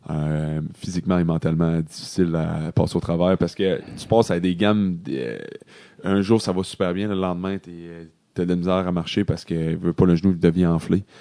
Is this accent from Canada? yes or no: yes; Quebec, Canada; Mais en vrai, j'ai, j'ai pas le sang du, Québec, mais j'ai été élevé au Québec, donc c'est tout comme.